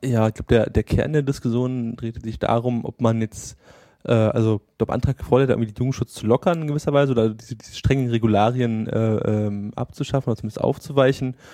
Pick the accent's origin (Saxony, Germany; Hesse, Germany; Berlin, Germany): Berlin, Germany; als Berliner oder als, als Großstadtmensch